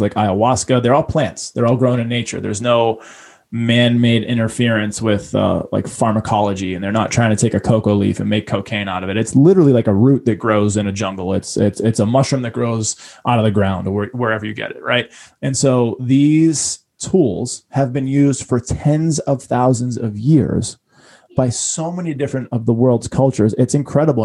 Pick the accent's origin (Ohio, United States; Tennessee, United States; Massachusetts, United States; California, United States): Massachusetts, United States; Boston; I grew up in Boston and I grew up very humbly, but I grew up right in front of the ocean.